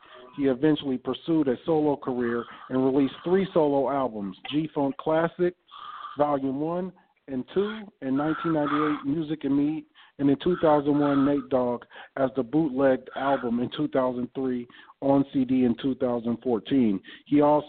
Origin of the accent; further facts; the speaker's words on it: Greenville, Mississippi, United States; I'm from Sippy too. I'm from Greenville.